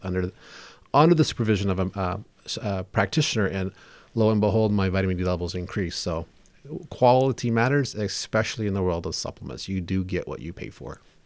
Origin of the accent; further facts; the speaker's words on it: South Louisiana, United States; I was raised in South Louisiana, very hot, very humid